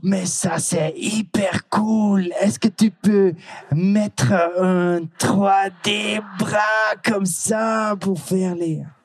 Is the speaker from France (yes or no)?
no; Netherlands; French is a second language; je viens de la Hollande. Euh, je suis hollandais parce que je viens de la Hollande.